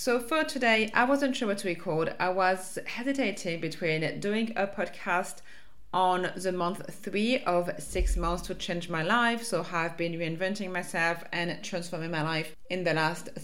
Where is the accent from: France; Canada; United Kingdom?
France; accent: French; English is a second language; my French accent